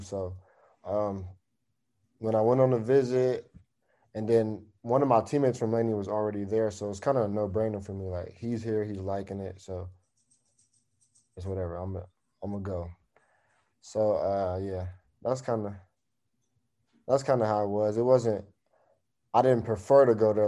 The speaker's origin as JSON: {"language": "English", "town": "East Palo Alto", "region": "California", "country": "United States", "tie": "born or raised there", "said": "I grew up in East Palo Alto"}